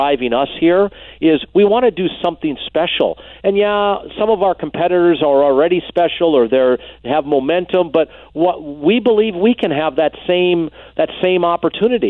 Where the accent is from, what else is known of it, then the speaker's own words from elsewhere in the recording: Green Bay, Wisconsin, United States; where I grew up in Green Bay